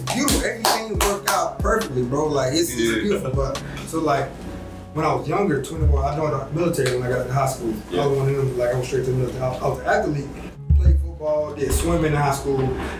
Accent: the South, United States; And, you know, like I said, I'm from the South, like, so, and that Southern mindset

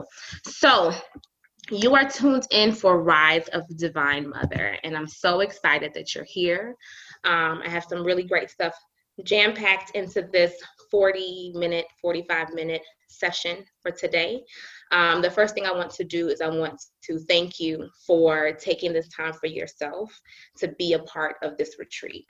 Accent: Decatur, Georgia, United States; I was raised in Decatur, Georgia with a really Christian family

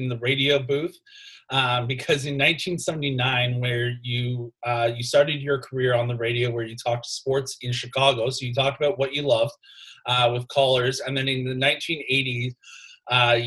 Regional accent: Toronto, Ontario, Canada; now in Durham Region, Canada; growing up, I grew up in Toronto. I now live out in Durham region

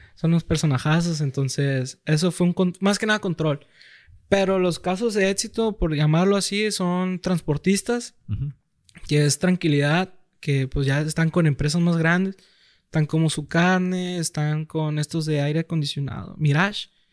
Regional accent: Culiacán, Sinaloa, Mexico; toda la vida aquí en Culiacán, soy de la Liga Culiacán Recursos

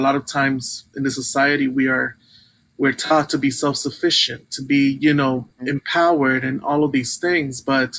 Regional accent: Brooklyn, New York, United States; I'm a little bit familiar because even as a child growing up in Brooklyn, the Hebrew wasn't really spoken. It was more Yiddish.

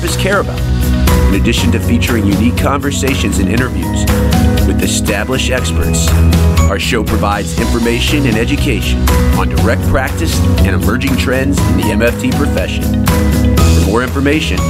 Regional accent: Louisville, Kentucky, United States; in my hometown of Louisville, Kentucky

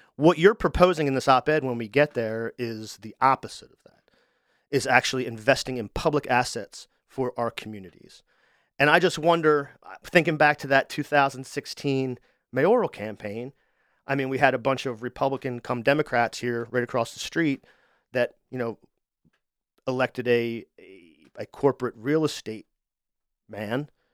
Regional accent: Wilmington, Delaware, United States; I'm from Wilmington, too

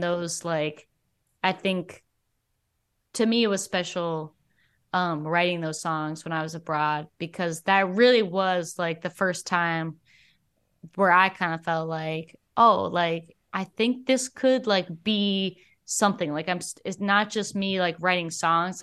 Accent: Alabama, United States; now in Twin Cities, United States; I moved from here to Alabama when I was, like, five.

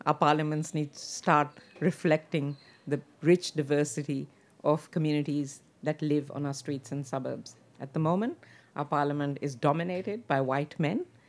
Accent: Pakistan; now in Australia; I come from Pakistan

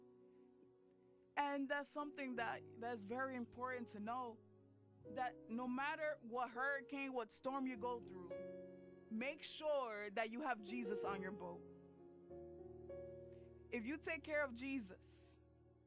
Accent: United States; I'm Dominican, and but I was born in America, so, you know, immigrant parents

